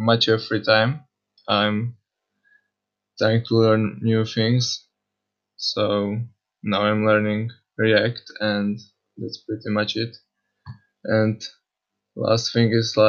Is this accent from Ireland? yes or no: no; Czechia; I'm from Czech Republic